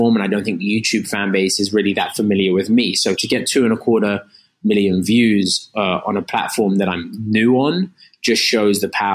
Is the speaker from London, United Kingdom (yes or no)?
yes; London, United Kingdom; moved away as an adult; now in United States; I'm from London